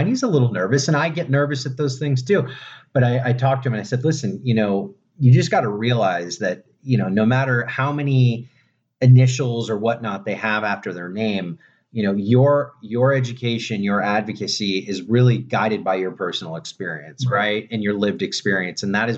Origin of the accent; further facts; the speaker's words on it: Florida, United States; Born and raised in Florida.